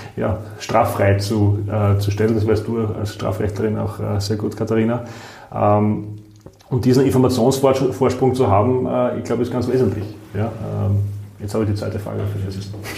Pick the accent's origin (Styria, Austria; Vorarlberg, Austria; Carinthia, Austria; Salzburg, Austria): Styria, Austria; southern; moved away as an adult; now in Vienna, Austria; Ich bin selbst aus der Südsteiermark